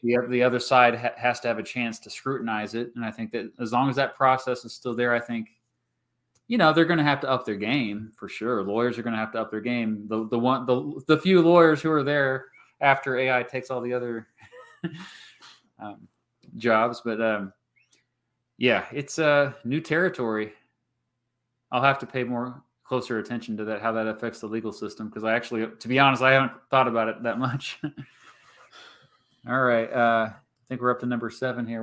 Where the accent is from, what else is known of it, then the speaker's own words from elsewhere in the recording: Kansas, United States; I'm from Kansas